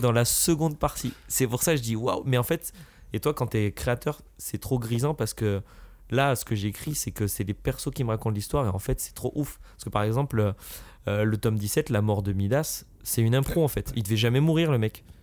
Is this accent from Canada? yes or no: no; France; Je suis un Français